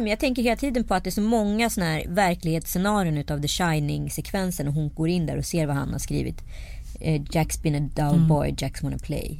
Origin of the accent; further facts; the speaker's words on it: Strömstad, Västra Götaland, Sweden; så var det ju i Strömstad där jag växte upp